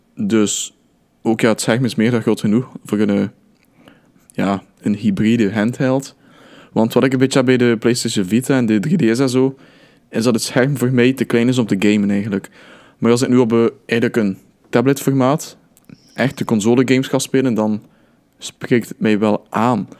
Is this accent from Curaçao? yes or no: no; Belgium; als Belg